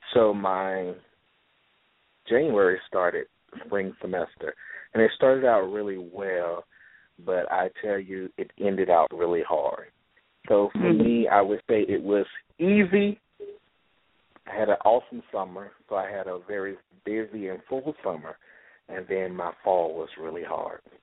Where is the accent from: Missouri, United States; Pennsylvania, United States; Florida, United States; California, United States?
Florida, United States; Jacksonville; I'm from the beautiful city of Jacksonville, Florida